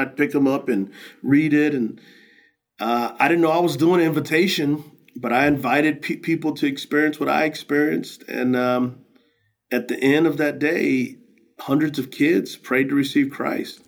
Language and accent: English; San Antonio, Texas, United States; I grew up in San Antonio, Texas, on the west side